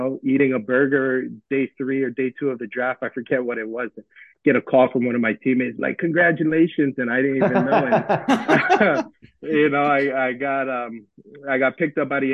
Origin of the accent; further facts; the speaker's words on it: Hawaii, United States; moved away as an adult; also born or lived in Oklahoma; growing up in Hawaii